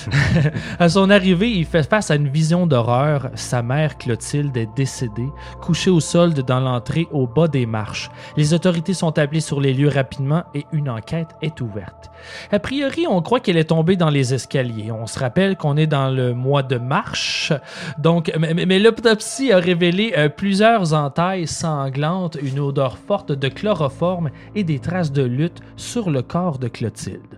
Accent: Laval, Quebec, Canada; j'ai grandi à Laval

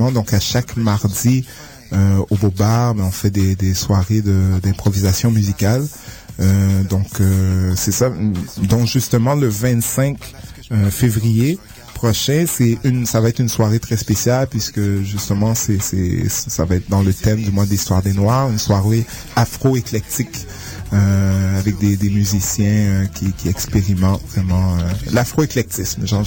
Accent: Haiti; born there; Oui, exactement. Oui, je suis né en Haïti.

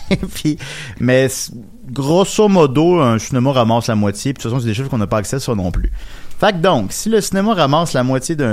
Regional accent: Quebec City, Quebec, Canada; Ben, je viens de Québec.

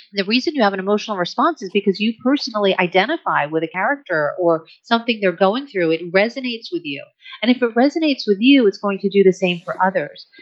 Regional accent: United States; I'm American too

